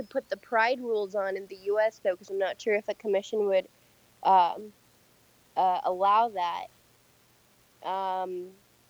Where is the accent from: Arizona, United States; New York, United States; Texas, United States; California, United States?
California, United States; San Francisco; also born or lived in Michigan; I'm from San Francisco